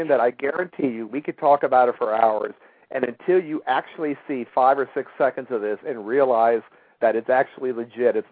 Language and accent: English; Maryland, United States; moved away as an adult; also born or lived in Indiana; now in California, United States; I was born in Indiana, and I was raised in Maryland and came out to California in the mid-70s